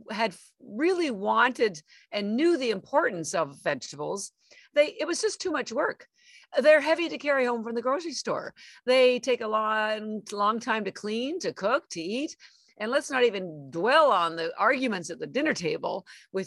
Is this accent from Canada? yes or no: yes; Canada; moved away as an adult; now in Boston, United States; I'm actually Canadian. I've lived in Boston, Massachusetts for 33 years, but I am from Canada and my family's still in Canada.